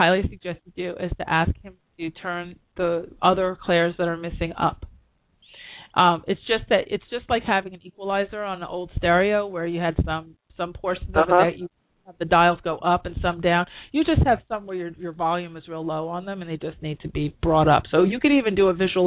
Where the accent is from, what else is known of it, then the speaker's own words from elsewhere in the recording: New York, United States; I'm a New Yorker